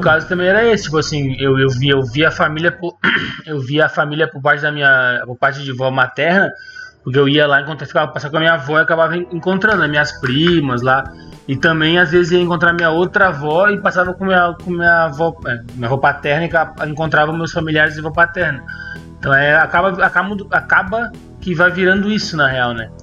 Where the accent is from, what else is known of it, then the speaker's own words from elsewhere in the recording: Porto Alegre, Rio Grande do Sul, Brazil; moved away; depois que eu me saí de Porto Alegre, eu voltava